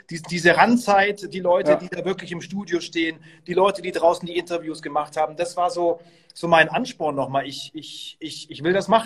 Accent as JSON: {"language": "German", "region": "Bavaria", "country": "Germany", "said": "Ich bin, äh, ich, ich bin Franke und ähm, ich war eigentlich immer Bayern-Fan"}